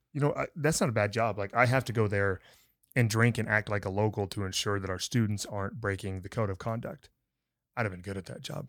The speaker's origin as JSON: {"language": "English", "region": "Montana", "country": "United States", "tie": "born or raised there", "also_born_or_lived": "San Angelo, Texas", "moved": "yes", "said": "growing up in Montana"}